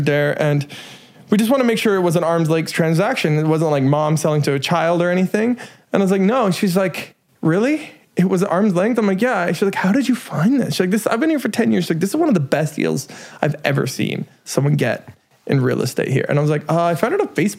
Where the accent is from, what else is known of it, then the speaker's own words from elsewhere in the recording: Dawson Creek, British Columbia, Canada; now in Vancouver, Canada; coming back to my hometown and changing my hometown